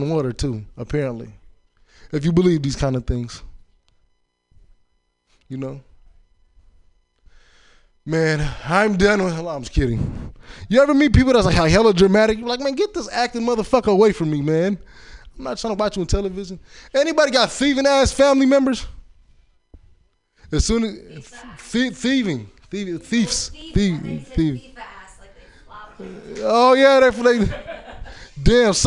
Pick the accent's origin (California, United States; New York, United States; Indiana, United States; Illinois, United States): Illinois, United States; Chicago; I was born in Chicago